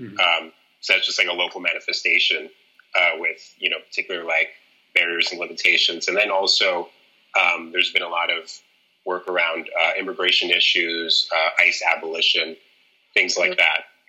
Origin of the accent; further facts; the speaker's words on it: Miami, Florida, United States; my experiences in Miami, Miami's a really interesting place because, like, it, you know, obviously there's like a large like Latinx population. I mean, myself, I'm Cuban American. I'm also light skinned